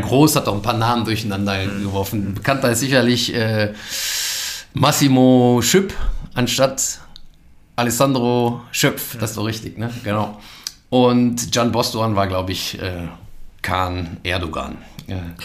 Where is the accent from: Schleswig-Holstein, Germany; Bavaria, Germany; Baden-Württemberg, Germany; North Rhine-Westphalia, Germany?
North Rhine-Westphalia, Germany; Geldern; moved away as an adult; also born or lived in Neukirchen-Vluyn; now in Cologne, Germany; ich bin in Geldern geboren am Niederrhein ähm, und aufgewachsen, sehr idyllisch äh, in einem kleinen Dorf. Schapüsen nennt sich das.